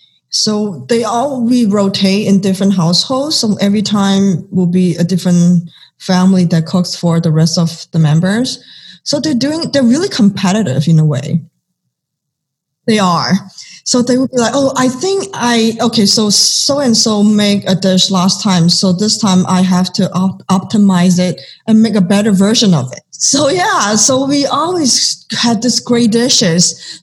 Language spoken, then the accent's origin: English; Arcadia, California, United States; also born or lived in Los Angeles; So and I grew up with eating different parts of Asian cuisines. So growing up in Acadia and growing up in LA. And also I mean, just grew up in Cantonese family, we always enjoyed tea with our meal.